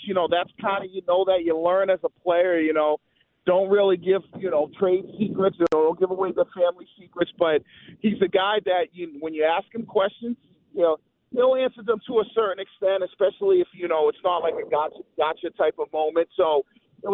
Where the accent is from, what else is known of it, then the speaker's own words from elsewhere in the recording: Boston, Massachusetts, United States; moved away as an adult; also born or lived in Athens, Georgia / Atlanta; from being a Bostonian guy and growing up in Boston